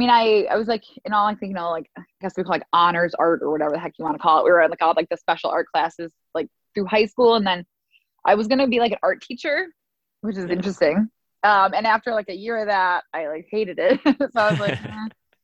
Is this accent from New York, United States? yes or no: no; Brookfield, Illinois, United States; I've lived in a suburb of Chicago called Brookfield for like my entire 33 years of life